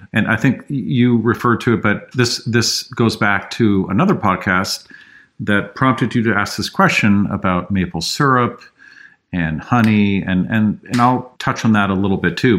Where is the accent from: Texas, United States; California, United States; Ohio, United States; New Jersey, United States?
California, United States; San Francisco; I grew up in San Francisco, drank the water.